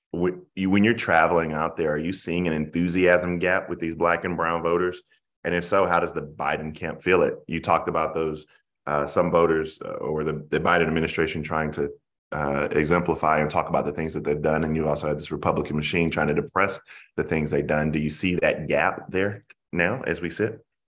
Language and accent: English; Denmark, South Carolina, United States; Voorhees College, which is my hometown where I'm from